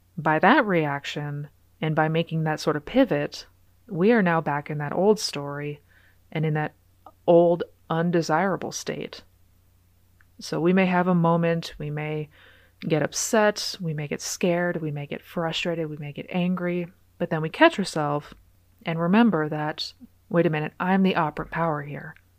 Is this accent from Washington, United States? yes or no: yes; Seattle, Washington, United States; now in Texas, United States; I'm originally from Seattle, Washington, born and raised